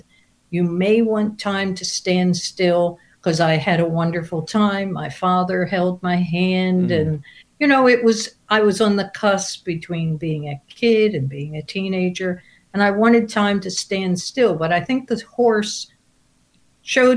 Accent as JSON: {"language": "English", "region": "New Jersey", "country": "United States", "tie": "born or raised there", "said": "I grew up in New Jersey, but not in Atlantic City"}